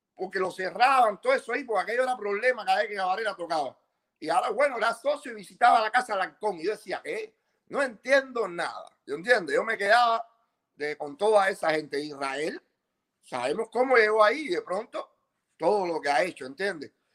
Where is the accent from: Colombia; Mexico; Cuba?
Cuba; Bejucal, Mayabeque; moved away; also born or lived in Las Vegas; yo soy de La zona de Bejucal